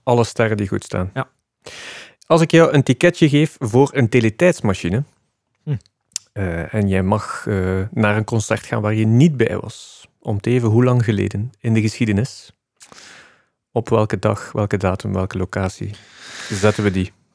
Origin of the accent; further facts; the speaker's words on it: Flanders, Belgium; als Vlamingen